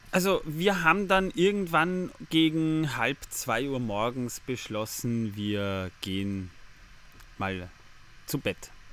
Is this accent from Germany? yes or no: no; Austria; bei uns in Österreich